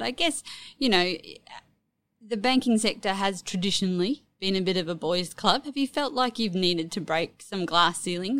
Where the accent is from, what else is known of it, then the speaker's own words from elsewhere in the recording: North Queensland, Australia; moved away; also born or lived in Hobart; I grew up in North Queensland and we moved to Hobart